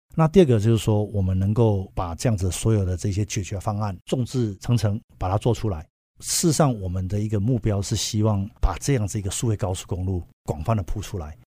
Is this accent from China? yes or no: no; Hsinchu, Taiwan; moved away as an adult; also born or lived in United States; 我也是新竹这边的本地人啊，念书四年